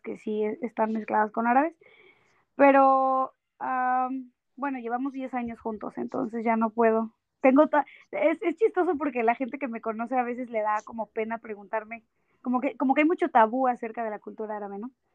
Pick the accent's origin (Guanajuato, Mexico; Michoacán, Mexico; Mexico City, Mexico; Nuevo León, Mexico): Mexico City, Mexico; moved away as an adult; now in Toronto, Canada; soy de la Ciudad de México.